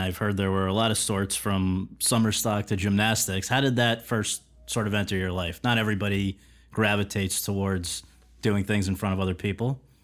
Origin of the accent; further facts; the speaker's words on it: Woodbridge, Connecticut, United States; moved away; my hometown of Woodbridge, Connecticut